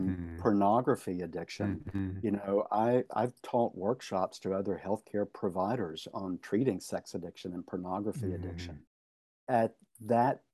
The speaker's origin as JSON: {"language": "English", "region": "Tennessee", "country": "United States", "moved": "as an adult", "said": "Tennessee is my home state. Mm. It's where I lived until 4 years ago"}